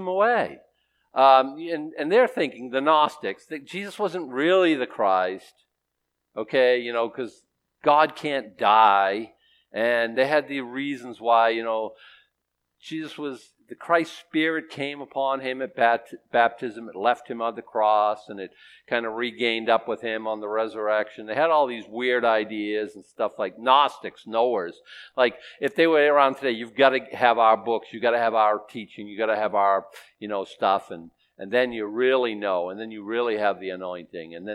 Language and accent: English; Boston, Massachusetts, United States; I was born in Boston, Massachusetts, by people who were born in Boston, Massachusetts